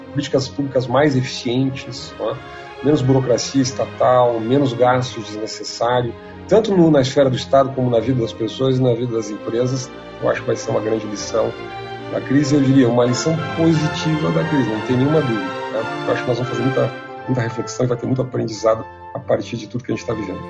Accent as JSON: {"language": "Portuguese", "region": "Rio Grande do Sul", "country": "Brazil", "moved": "yes", "lives_now": "São Paulo, Brazil", "said": "Eu sou gaúcho"}